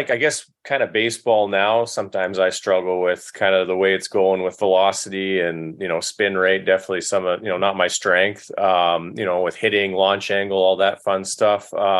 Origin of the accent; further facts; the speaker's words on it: Calgary, Alberta, Canada; my hometown, the Calgary Cannons?